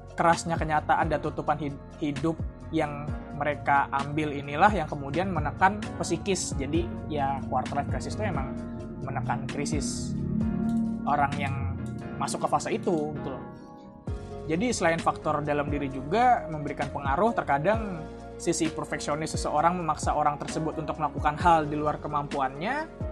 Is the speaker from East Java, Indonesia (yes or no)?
no; Bekasi, West Java, Indonesia; moved away as an adult; now in Solo, Indonesia; gue sempat balik ke kampung halaman gue ke Bekasi